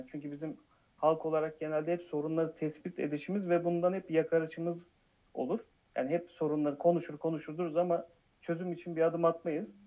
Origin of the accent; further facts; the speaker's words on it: Erzurum, Turkey; now in Istanbul, Turkey; 37 yaşındayım. İstanbul'da yaşıyorum. Aslen Erzurumluyum.